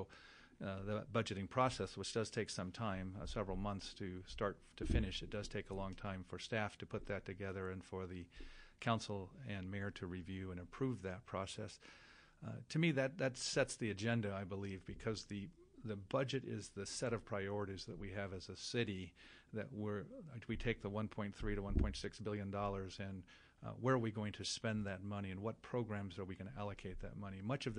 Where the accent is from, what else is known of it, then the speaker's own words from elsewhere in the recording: Tucson, Arizona, United States; People say, well, I'm from Tucson. I live in a little town called Vail near Tucson, and Tucson is the epicenter of what we do.